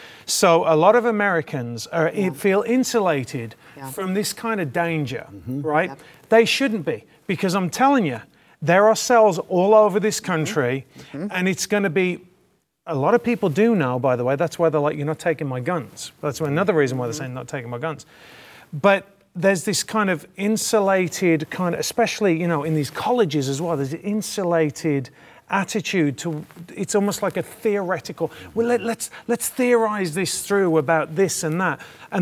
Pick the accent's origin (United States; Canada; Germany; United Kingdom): United Kingdom; you asked me about my opinion being a Brit. So I was actually, my family are Irish, English. And so for years, the IRA was bombing the UK. So growing up, I grew up in that kind of environment.